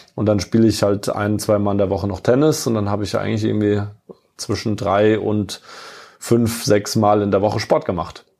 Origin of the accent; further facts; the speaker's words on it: near Kaiserslautern, Rhineland-Palatinate, Germany; also born or lived in Munich; now in Frankfurt, Germany; Ich bin ja in der Pfalz aufgewachsen, bin auch äh, äh stolzer äh, gebürtiger ähm, äh, gebürtiger Pfälz in der Nähe von oder direkt im kleinen Vorort von Kaiserslautern aufgewachsen.